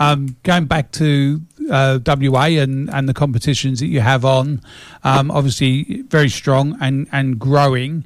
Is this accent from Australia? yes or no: no; Ireland; I'm Irish